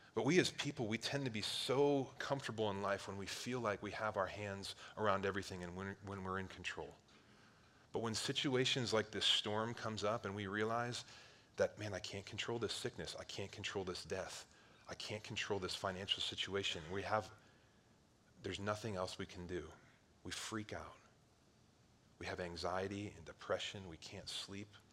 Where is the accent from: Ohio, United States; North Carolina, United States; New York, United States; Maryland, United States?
Ohio, United States; Cleveland; I grew up on Lake Erie, one of the Great Lakes in Ohio, right by Cleveland